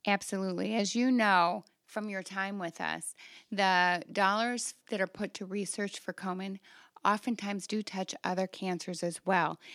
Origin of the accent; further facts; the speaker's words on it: Toledo, Ohio, United States; I came back to my hometown in the Toledo area